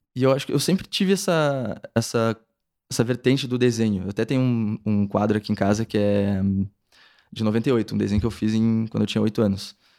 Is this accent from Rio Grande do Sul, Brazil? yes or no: yes; Pelotas, Rio Grande do Sul, Brazil; moved away as an adult; now in São Paulo, Brazil; eu sou de Pelotas, Rio Grande do Sul